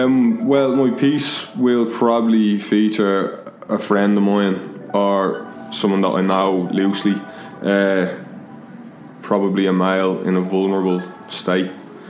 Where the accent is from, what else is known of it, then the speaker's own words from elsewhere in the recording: Dublin, Leinster, Ireland; a contemporary muralist and graffiti writer from Dublin.